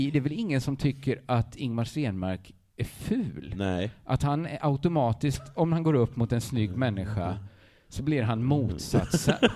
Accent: Sweden; vi är väl ändå svenskar?

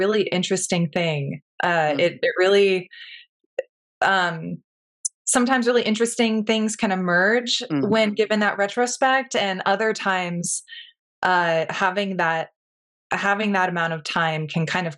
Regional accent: Pacific Northwest, United States; moved away as an adult; now in Marfa, United States; I didn't grow up in Texas. I'm from the Pacific Northwest.

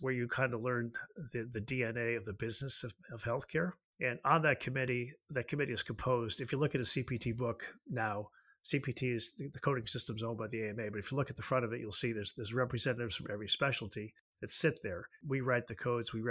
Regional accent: Nashville, Tennessee, United States; I'm from Nashville

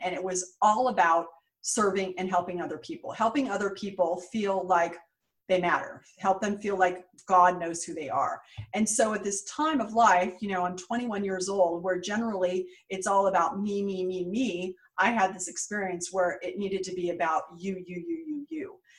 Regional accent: San Jose, California, United States; moved away as an adult; also born or lived in New York; I grew up in San Jose, California, what, what is now Silicon Valley

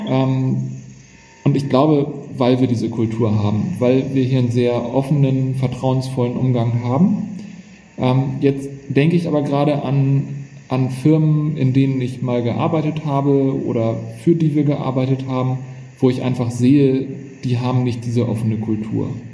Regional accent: Hamburg, Germany; sind wir beide Hamburger und wir haben hier den Hafen vor Augen

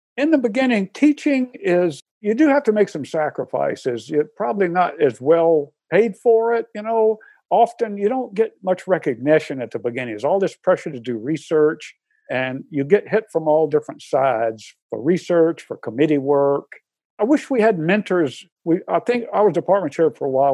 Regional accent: Atlanta, Georgia, United States; moved away as an adult; now in Syracuse, United States; I'm from Atlanta, Georgia originally, but 43 years.

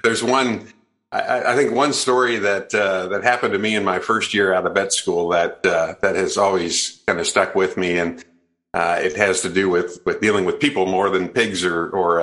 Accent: Iowa, United States; also born or lived in Houston / North Carolina / Twin Cities; I was born in Iowa and raised in Iowa.

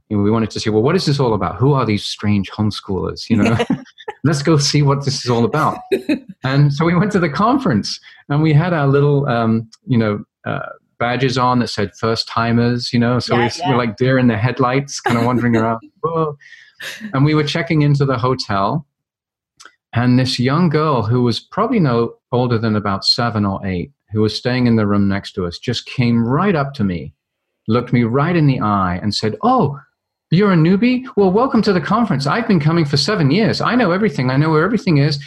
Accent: London, United Kingdom; I grew up in London, England, and went to a very traditional school

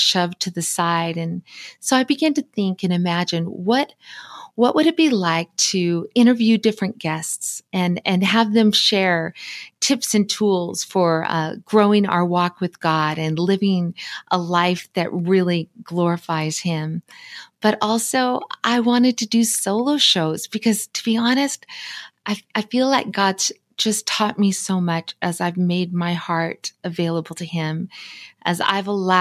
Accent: Montana, United States; from Montana. I was born and raised here.

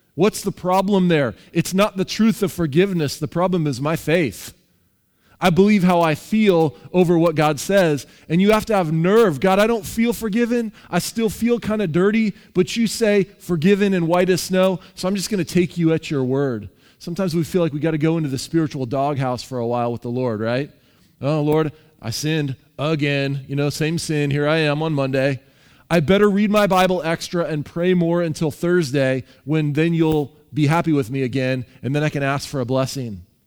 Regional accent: Seattle, Washington, United States; I'm from Seattle.

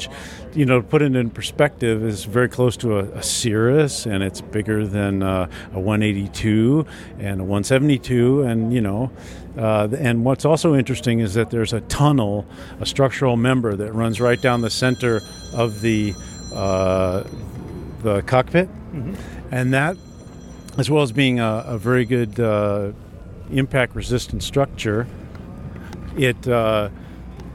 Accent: New England, United States; I'm from New England, and it gets mighty cold up there

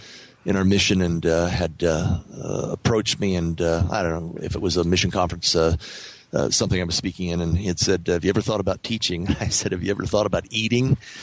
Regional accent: just outside of Independence, Missouri, United States; I grew up just outside of Independence, Missouri as a Greek Orthodox kid. Ended up converting to the church my freshman year of college

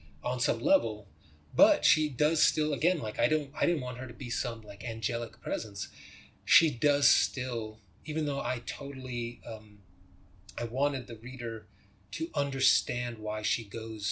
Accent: United States; I'm an American

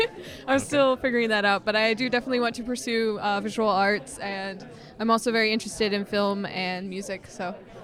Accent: Duncanville, Texas, United States; now in DeSoto, United States; I'm from Duncanville, Texas, and I currently live in Soto, Texas, which are both cities south of Dallas. I'm a student at Dallas International University

